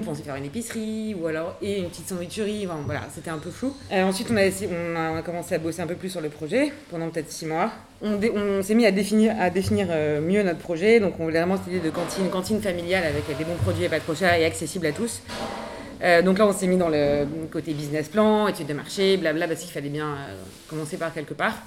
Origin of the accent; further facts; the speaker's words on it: Paris, Île-de-France, France; je suis née à Paris.